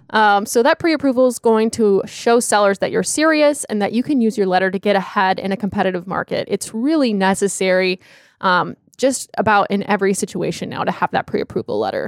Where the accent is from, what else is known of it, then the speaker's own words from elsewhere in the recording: Charlotte, North Carolina, United States; I'm from the Charlotte area, studied at Clemson University